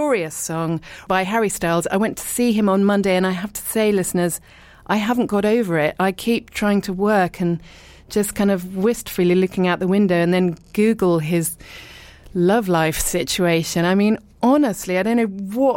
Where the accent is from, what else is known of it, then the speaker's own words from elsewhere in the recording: Richmond, London, United Kingdom; moved away as an adult; also born or lived in abroad / East Sheen; I was born in Richmond and I lived and worked in London, but then lived abroad for a really long time. I'm now back in the UK and I live in East Sheen